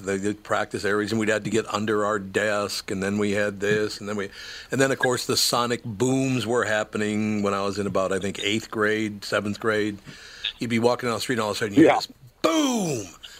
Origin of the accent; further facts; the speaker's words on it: Minneapolis, Minnesota, United States; I grew up in North Minneapolis. Of course I'd go.